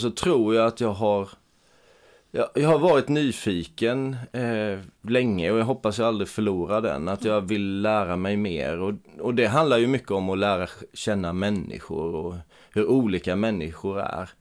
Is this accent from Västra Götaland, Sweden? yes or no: no; Eksjö, Jönköping County, Sweden; min hemstad Eksjö